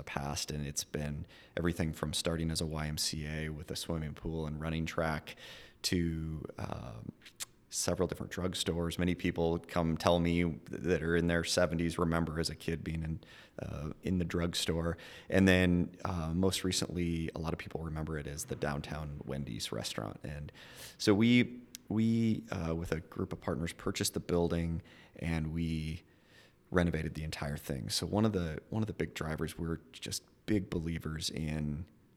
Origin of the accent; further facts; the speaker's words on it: Billings, Montana, United States; I was born and raised in Billings